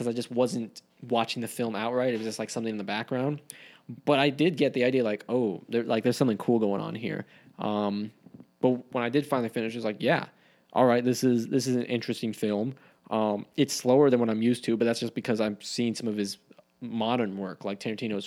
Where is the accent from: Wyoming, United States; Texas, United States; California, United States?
Wyoming, United States; my home state of Wyoming